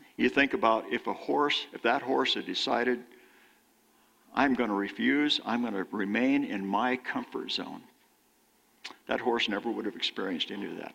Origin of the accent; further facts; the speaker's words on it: California, United States; moved away; how I was raised in California.